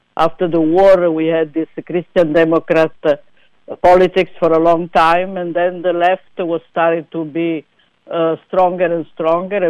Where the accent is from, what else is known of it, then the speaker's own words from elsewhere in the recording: Salerno, Campania, Italy; moved away; I'm from the south. I'm from Salerno in Campania